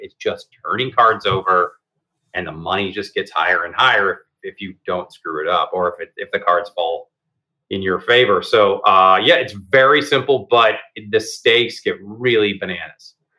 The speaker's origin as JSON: {"language": "English", "town": "Seattle", "region": "Washington", "country": "United States", "tie": "born or raised there", "said": "I grew up in the Seattle before Microsoft, Starbucks, and Amazon"}